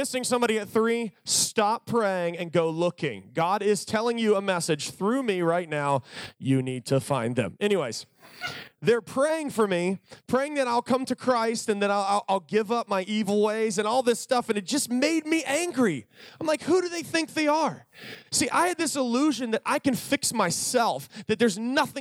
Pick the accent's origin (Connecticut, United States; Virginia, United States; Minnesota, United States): Virginia, United States; I was from Virginia